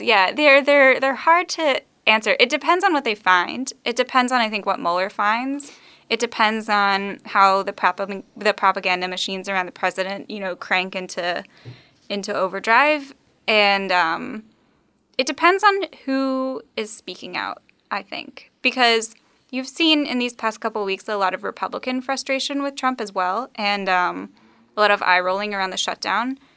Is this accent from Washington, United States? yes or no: no; Texas, United States; moved away; I'm from Texas. Um, I was raised there